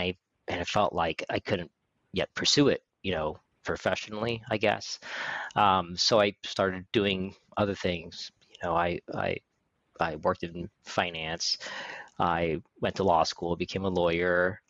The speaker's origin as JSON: {"language": "English", "region": "California", "country": "United States", "tie": "born there", "said": "I was born in California, the son of an oil engineer, and moved around growing up very, very frequently."}